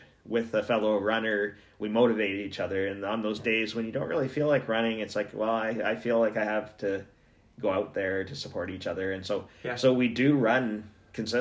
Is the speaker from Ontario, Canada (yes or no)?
yes; Ontario, Canada; now in Yellowknife, Canada; I grew up in Ontario